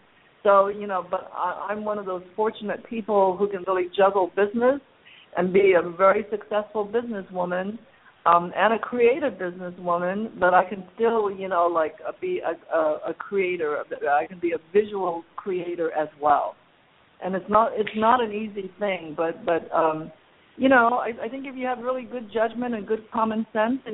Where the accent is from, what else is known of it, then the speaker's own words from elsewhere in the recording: Los Angeles, California, United States; also born or lived in China / Hong Kong; growing up as the daughter of struggling immigrants here in Los Angeles